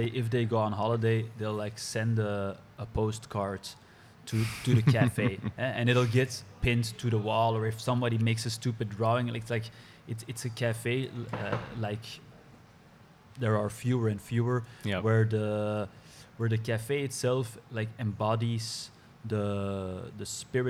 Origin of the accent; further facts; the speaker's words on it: Brussels, Brussels-Capital Region, Belgium; English is a second language; growing up in Brussels